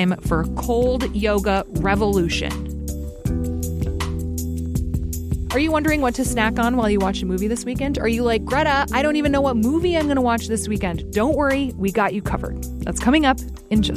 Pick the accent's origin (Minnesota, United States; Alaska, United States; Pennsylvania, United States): Alaska, United States; now in Omaha, United States; I grew up in Alaska